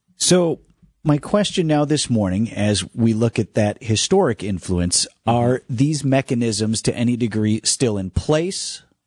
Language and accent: English; Wauwatosa, Wisconsin, United States; born or raised there; also born or lived in Greendale, Wisconsin